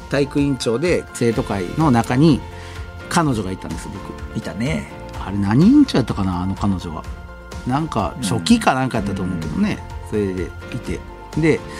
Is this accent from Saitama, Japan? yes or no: no; Kyoto, Japan; やっぱ京都出身やから